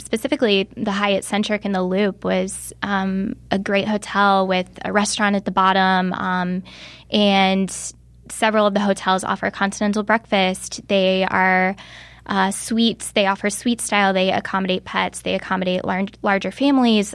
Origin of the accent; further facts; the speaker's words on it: Bradley, Illinois, United States; moved away as an adult; now in Chicago, United States; my hometown of Bradley, Illinois, which is an hour south of here